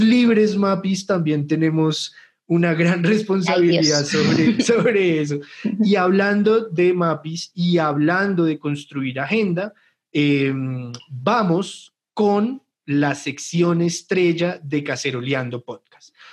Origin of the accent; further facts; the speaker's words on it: Colombia; nos merecemos tanto vivir acá y vivir bien, porque es nuestro puto país